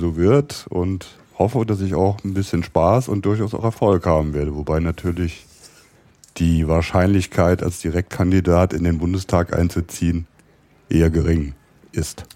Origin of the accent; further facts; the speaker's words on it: near Koblenz, Rhineland-Palatinate, Germany; moved away as an adult; also born or lived in Cologne; now in Berlin, Germany; ich bin äh, geboren im Rheinland in der Nähe von Koblenz